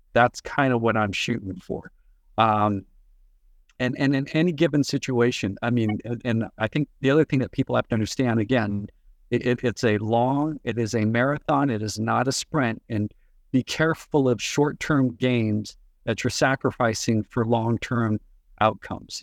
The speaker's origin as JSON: {"language": "English", "area": "Bay Area", "region": "California", "country": "United States", "tie": "born or raised there", "said": "I was born and raised in the Bay Area"}